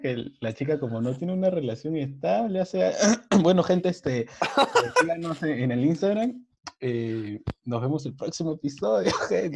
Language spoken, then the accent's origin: Spanish; Peru; Somos peruanos. Nosotros creo que hemos nacido con el olor de comida.